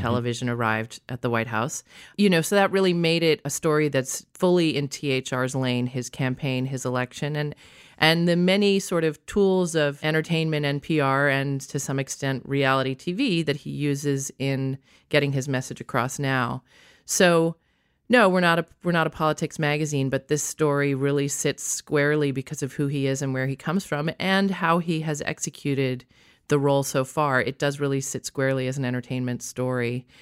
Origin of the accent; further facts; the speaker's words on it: Princeton, New Jersey, United States; also born or lived in London / Washington, D.C.; I was raised on the East Coast in Princeton, New Jersey, college town, a little bit in Washington, D C, but definitely very East Coast upbringing